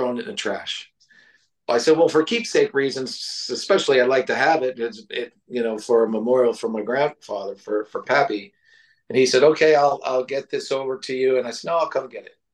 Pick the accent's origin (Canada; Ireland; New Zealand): Ireland; moved away; growing up in Ireland